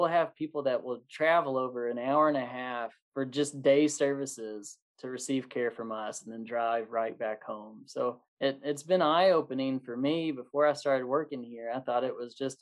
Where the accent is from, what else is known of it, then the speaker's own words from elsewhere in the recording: Owensboro, Kentucky, United States; I'm from Owensboro, Kentucky. I've driven past Wendell Foster my entire life